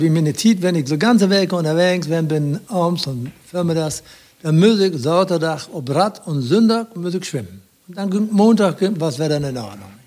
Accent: Rhede, Lower Saxony, Germany; also born or lived in Meppen; now in Lingen, Germany; Ich komme ja gebürtig aus Rehn, Altkreis Aschendorf

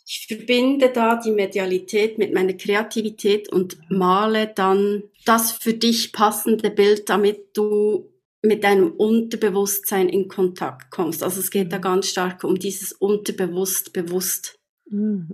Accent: Bern, Switzerland; Ich komme aus Bern oder in der Nähe von Bern, natürlich auch aus der Schweiz.

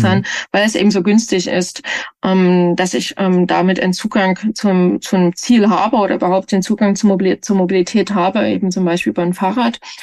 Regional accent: Leipzig, Saxony, Germany; now in Kassel, Germany; Leipzig ist für mich schon ein bisschen meine Heimat alles, ne? Die Heimatregion.

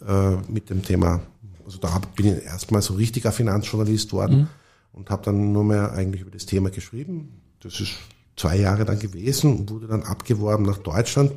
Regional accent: Tyrol, Austria; also ich bin in Tirol aufgewachsen

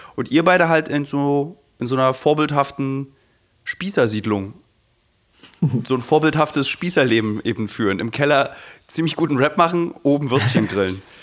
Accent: Berlin, Germany; jetzt als Berliner

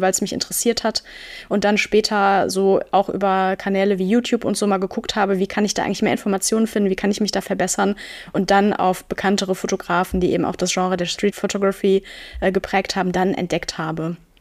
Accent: Münster, North Rhine-Westphalia, Germany; moved away; in meiner Heimatstadt Münster

